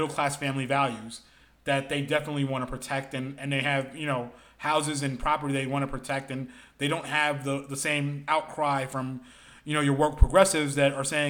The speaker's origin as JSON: {"language": "English", "town": "New York City", "region": "New York", "country": "United States", "tie": "born or raised there", "said": "I grew up in South Brooklyn"}